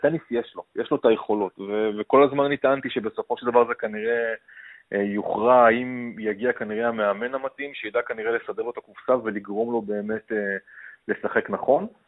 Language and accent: Hebrew; Israel; בתור ישראלי ממוצע